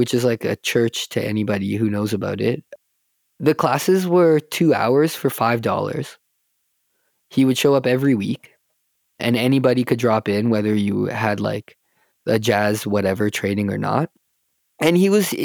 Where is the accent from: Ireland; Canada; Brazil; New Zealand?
Canada; Calgary, Alberta; I grew up here in Calgary